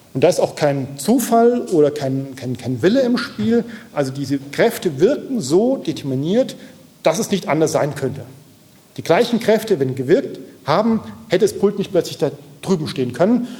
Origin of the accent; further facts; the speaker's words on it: Aachen, North Rhine-Westphalia, Germany; ich komme aus der Nähe, also Aachen, ja, in weiterem Sinne Nähe von, vom, vom Neandertal